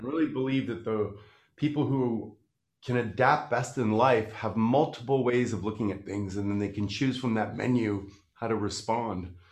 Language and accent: English; Canada; I'm from Canada.